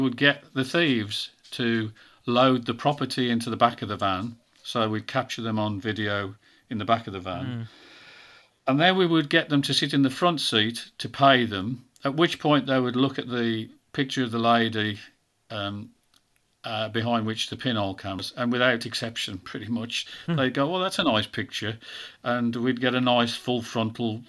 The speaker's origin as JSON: {"language": "English", "town": "Birmingham", "region": "West Midlands", "country": "United Kingdom", "accent": "Brummie", "said": "I'm a Brummie, as you can tell"}